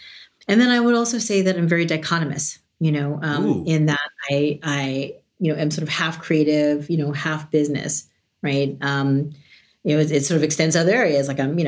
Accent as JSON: {"language": "English", "region": "New York", "country": "United States", "said": "I'm from New York, but I've lived in 12 cities on 3 continents."}